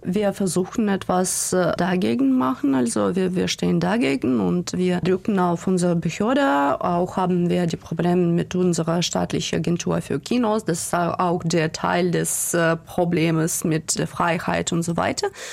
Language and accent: German; Odesa, Odesa Oblast, Ukraine; German is a second language; also born or lived in Székesfehérvár, Hungary; Ich wurde im Ungarn geboren, in einem kleinen Stadt, Sekeshwächer war, und dann nach der Ukraine zurückgekommen mit meiner Familie und so. Und seit äh, 90er Jahren bin ich in Odessa ähm, gewachsen